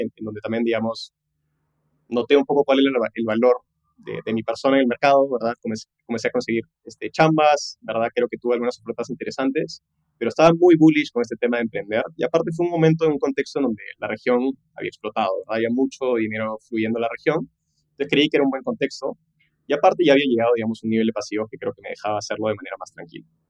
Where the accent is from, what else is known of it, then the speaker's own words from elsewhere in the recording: Peru; also born or lived in Los Angeles, United States; yo nací en Los Ángeles, de hecho mis papás se fueron en una de las crisis más fuertes que tuvo Perú, por estudios, por trabajo, me tuvieron a mi hermana y a mí